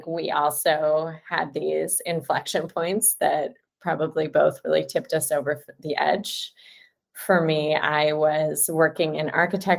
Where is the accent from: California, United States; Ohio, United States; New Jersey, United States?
California, United States; San Francisco; I was born in San Francisco, California. It was rainy and windy and wonderful. I grew up in the city